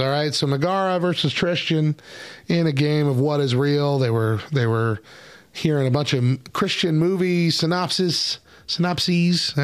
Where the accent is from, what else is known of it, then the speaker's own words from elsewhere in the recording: New Mexico, United States; I grew up in New Mexico. Like, my whole life I've been in New Mexico.